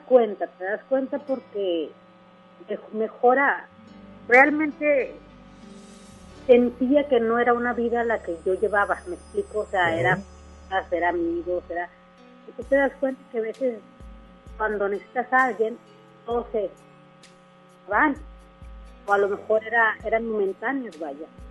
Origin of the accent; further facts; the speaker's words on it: Torreón, Coahuila, Mexico; moved away as an adult; also born or lived in Apodaca; now in Monterrey, Mexico; estoy en Apodaca, pero yo soy de Torreón.